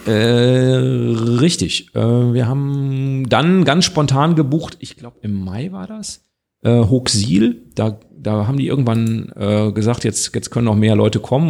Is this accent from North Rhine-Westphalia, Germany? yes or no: yes; North Rhine-Westphalia, Germany; wir kommen ja alle aus NRW